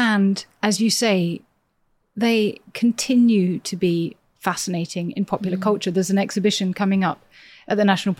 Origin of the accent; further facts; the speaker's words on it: Cheam, London, United Kingdom; I grew up in Cheam, which is near Nonsuch Palace